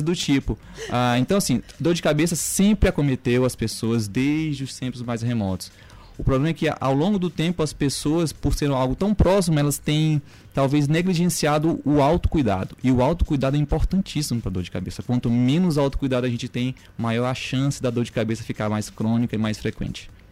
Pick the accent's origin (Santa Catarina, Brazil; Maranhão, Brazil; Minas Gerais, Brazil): Maranhão, Brazil; also born or lived in Goiânia, Brazil; eu sou bem maranhense, médico formado aqui na Universidade Federal do Maranhão